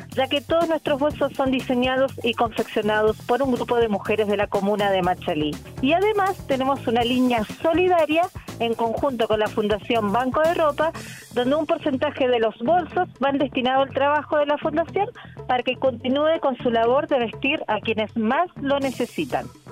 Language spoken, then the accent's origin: Spanish; Misiones, Argentina; moved away as an adult; now in Chile; soy argentina, sí, vengo de la, de la provincia de Misiones